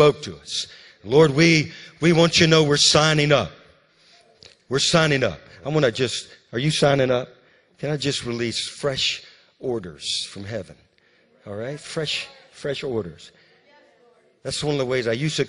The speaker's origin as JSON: {"language": "English", "region": "Louisiana", "country": "United States", "tie": "born or raised there", "said": "When I was growing up in Louisiana, you know, as a little boy, I used to ride the bus."}